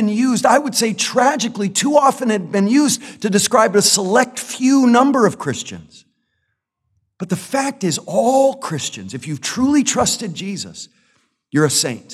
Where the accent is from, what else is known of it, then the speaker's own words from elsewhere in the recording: United States; I love my country as an American citizen